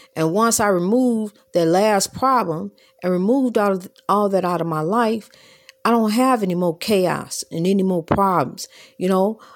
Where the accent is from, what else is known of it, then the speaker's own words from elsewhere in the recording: United States; My parents were born here, and I was born here, so I am therefore American